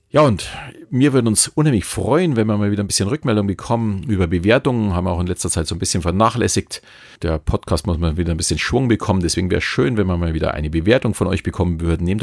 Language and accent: German; Bavaria, Germany; Natürlich äh, Thomas als Berliner und ich als Bayer äh, auch ein bisschen anderen Dialekt.